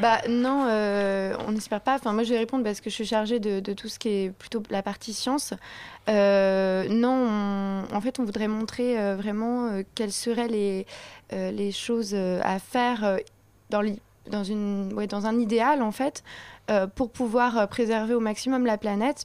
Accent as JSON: {"language": "French", "town": "Paris", "region": "Île-de-France", "country": "France", "said": "nous, on est parisienne."}